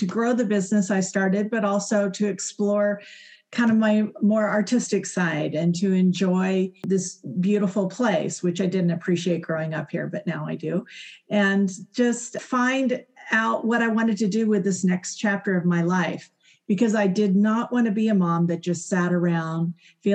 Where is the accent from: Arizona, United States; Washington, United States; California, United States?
Arizona, United States; moved away as an adult; also born or lived in Houston, Texas; I was from Arizona, but I had lived in Houston for 35 years, pretty much all of my adult life.